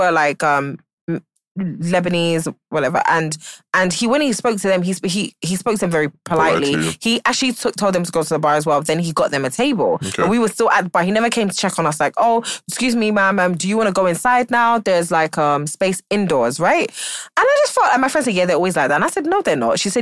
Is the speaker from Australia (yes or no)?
no; Nigeria; I am a Nigerian.